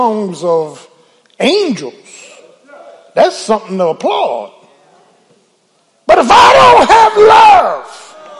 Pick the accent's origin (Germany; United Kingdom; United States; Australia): United States; Philadelphia, Pennsylvania; Can I get a witness? Yeah, I'm from Philly.